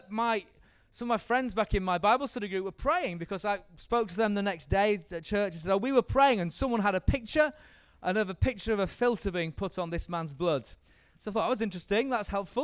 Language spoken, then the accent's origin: English; Yorkshire and the Humber, United Kingdom; I'm from Yorkshire